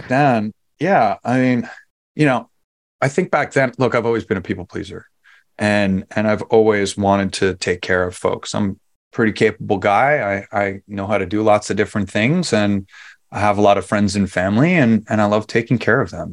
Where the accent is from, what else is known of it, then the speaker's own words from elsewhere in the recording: New York City, New York, United States; moved away as an adult; I'm originally from New York